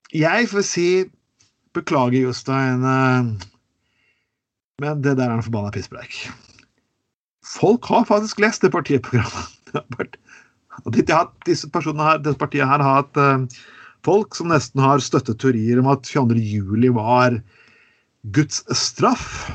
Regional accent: Telemark, Norway; Jeg kommer fra Telemark

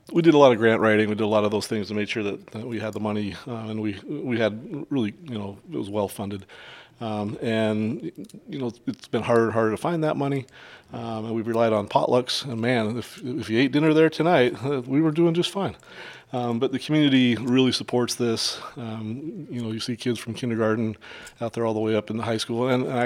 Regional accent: Kalispell, Montana, United States; moved away; I grew up in Kalispell, Montana

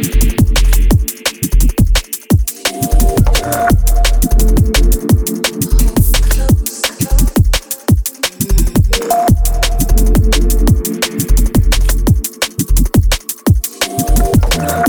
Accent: Malvern, West Midlands, United Kingdom; moved away; also born or lived in Herefordshire; Malvern, which is our hometown, home area.

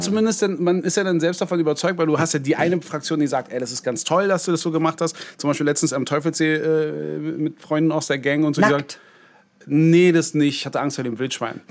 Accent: Berlin, Germany; ich ja gebürtiger Berliner war

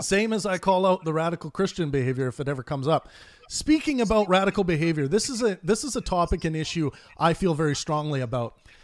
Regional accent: Kootenay region of British Columbia, Canada; now in Vancouver, Canada; I grew up in the Kootenai region of British Columbia

